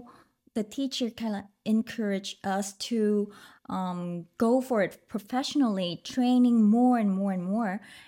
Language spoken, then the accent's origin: English; Ho Chi Minh City, Vietnam; English is a second language; I was born in Saigon and growing up there too.